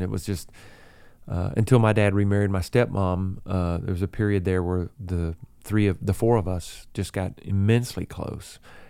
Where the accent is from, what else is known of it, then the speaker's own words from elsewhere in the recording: the South, United States; we're all from the South. We have that same Southern sensibility and that Southern wit and that laid back sort of style.